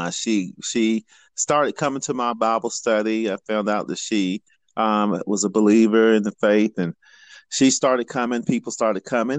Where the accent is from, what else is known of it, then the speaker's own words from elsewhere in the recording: North Carolina, United States; moved away as an adult; now in Richmond, Kentucky, United States; I'm originally from North Carolina